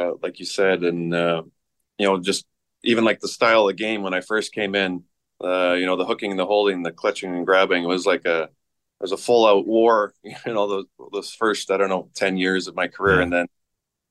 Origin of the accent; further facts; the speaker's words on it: Saskatchewan, Canada; growing up in Saskatchewan